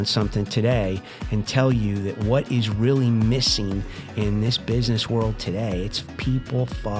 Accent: New Jersey, United States; I'm from Jersey, so it's yeah.

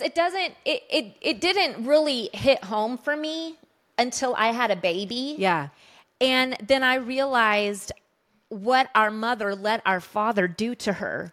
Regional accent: Colorado, United States; we grew up in Colorado, and our dad was a, a worship pastor at a large church there

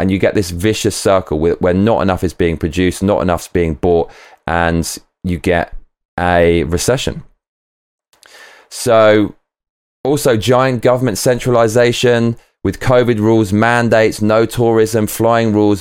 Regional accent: United Kingdom; I'm British

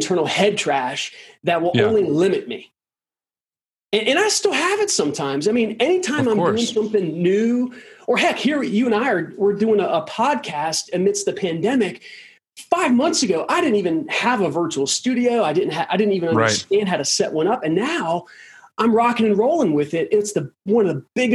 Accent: Durham, North Carolina, United States; I grew up in Durham, North Carolina.

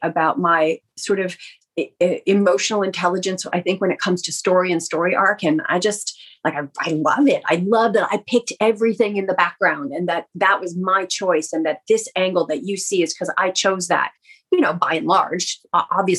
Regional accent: Canada; made a conscious choice to stay in Canada

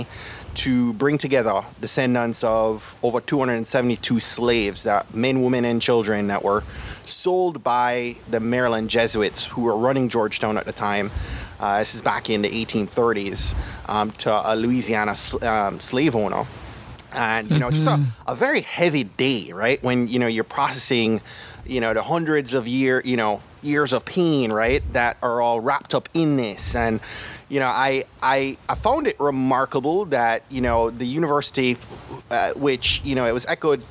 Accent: Jamaica; growing up in Jamaica

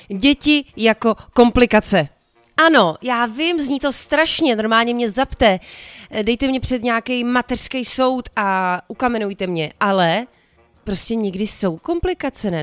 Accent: Prague, Czechia; jezdila jsem z Libně tramvají

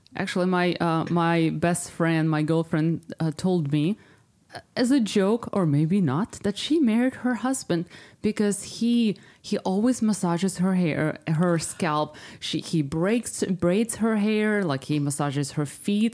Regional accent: Ukraine; moved away; my whole family still lives there. I'm from Ukraine

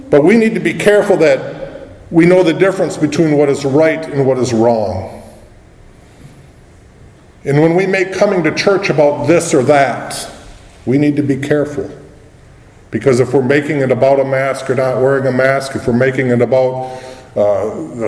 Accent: United States; As an American

